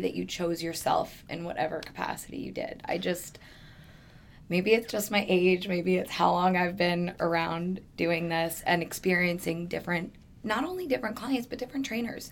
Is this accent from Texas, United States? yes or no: no; New York, United States; moved away as an adult; now in Phoenix, United States; I'm originally from New York. I moved out to Phoenix almost 10 years ago now